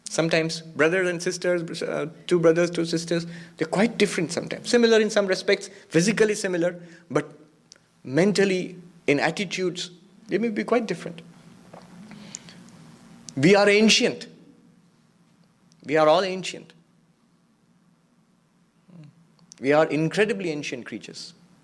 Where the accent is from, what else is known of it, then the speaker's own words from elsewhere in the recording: California, United States; The ego, I am a man, I am an American, I'm a Californian, I was about to say Texan, because I was in Texas last week